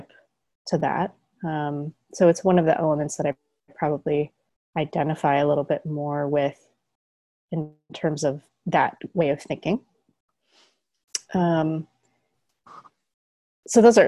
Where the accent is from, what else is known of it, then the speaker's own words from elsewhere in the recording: Colorado, United States; I come from Colorado where there are very strong winds, especially in the spring.